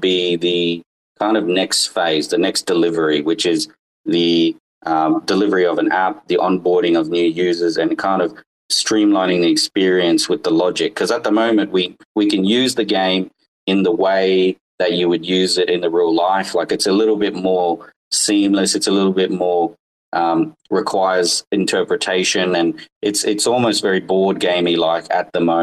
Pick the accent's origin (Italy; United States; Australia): Australia; northern Australia; I grew up in Australia. I live in Northern Australia, and I've been here pretty much my whole life.